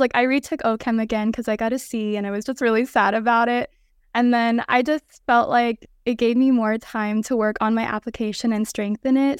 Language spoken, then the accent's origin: English; Los Angeles, California, United States; moved away as an adult; now in Arizona, United States; I'm from Los Angeles, California, and I currently attend ATSU ASDO in Arizona.